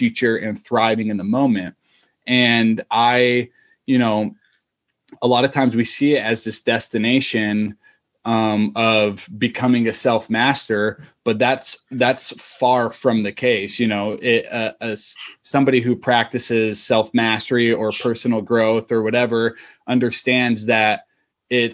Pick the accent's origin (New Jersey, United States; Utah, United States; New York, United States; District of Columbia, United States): Utah, United States; moved away; I'm originally from Utah